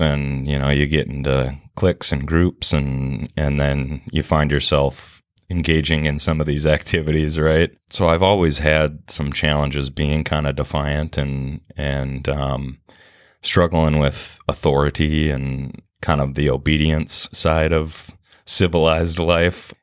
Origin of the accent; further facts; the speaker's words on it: Minneapolis, Minnesota, United States; I grew up in, uh, Minneapolis, yeah, in South Minneapolis